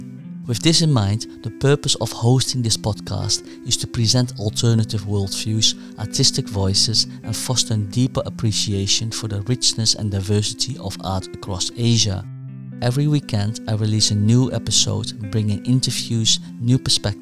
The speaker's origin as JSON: {"language": "English", "country": "Netherlands", "tie": "born or raised there", "also_born_or_lived": "Korea / United Kingdom", "moved": "as an adult", "lives_now": "Hong Kong", "said": "I was born in Korea but raised in the Netherlands in a family environment that was immersed in art and creativity. My formative years were spent in the Netherlands and in the UK"}